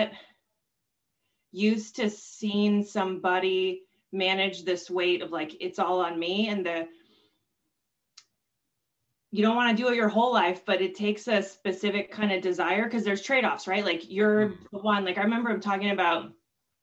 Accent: Washington, United States; moved away as an adult; We grew up in Washington State

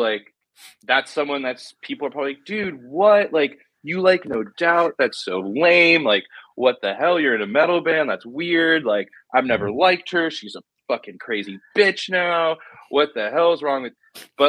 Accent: Southern California, United States; growing up in Southern California.

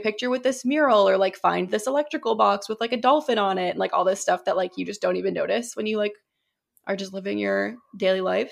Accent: New Hampshire, United States; moved away; also born or lived in Massachusetts; I moved from Massachusetts to New Hampshire when I was, like, eight years old

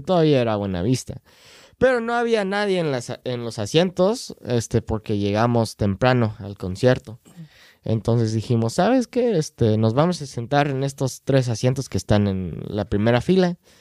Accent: United States; Spanish is a second language; soy gringo

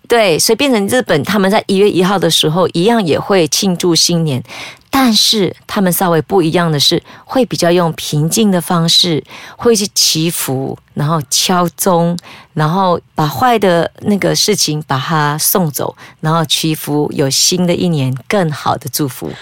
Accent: Malaysia; 我们马来西亚人

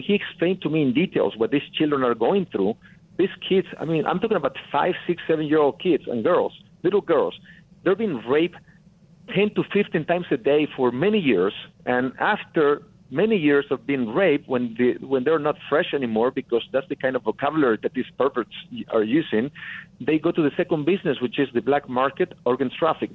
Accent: Tamaulipas, Mexico; English is a second language; moved away as an adult; now in United States; I'm from Mexico, from a very small town, northern Mexico, in the state of Tamaulipas

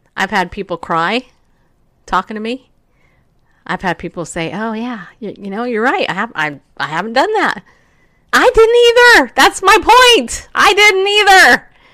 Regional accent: California, United States; I grew up in California. I was seven years old when I moved there

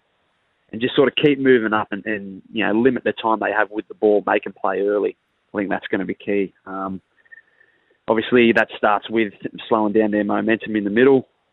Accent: Wagga Wagga, New South Wales, Australia; born and raised in Wagga

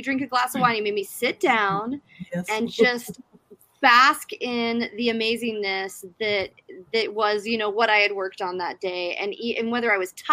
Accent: South Africa; moved away; my home country of South Africa

